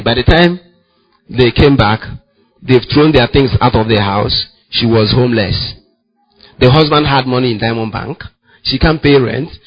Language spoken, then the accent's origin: English; Ngwa, Abia, Nigeria; I'm from Ngwa, my wife is from Nokwa